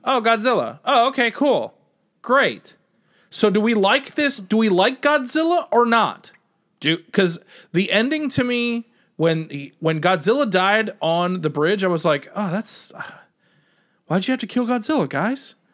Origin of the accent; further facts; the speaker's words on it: United States; as an American